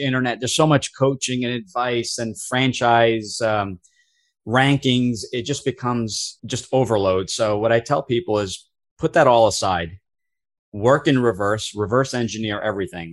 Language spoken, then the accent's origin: English; New Jersey, United States; I am born and raised in New Jersey